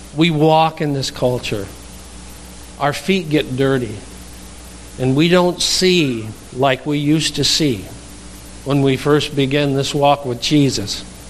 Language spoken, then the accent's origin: English; Darlington, Wisconsin, United States; I'm from Darlington, Wisconsin